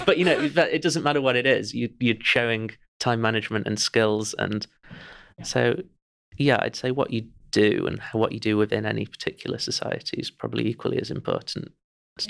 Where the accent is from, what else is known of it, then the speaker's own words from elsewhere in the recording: Chesterfield, East Midlands, United Kingdom; I'm from Chesterfield